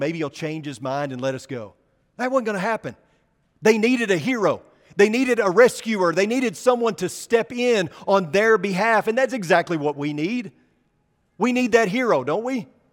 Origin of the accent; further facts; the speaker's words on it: Arkansas, United States; now in Texas, United States; As a person born and raised in Arkansas